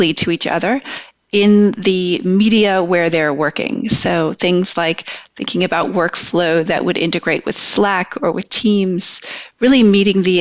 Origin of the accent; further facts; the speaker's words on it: United States; growing up in America